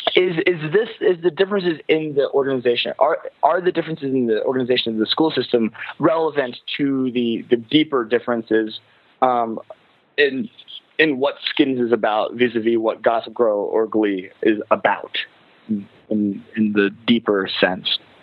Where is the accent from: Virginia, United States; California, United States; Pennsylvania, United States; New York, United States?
Pennsylvania, United States; Lancaster County; from Lancaster County, which is where where I'm from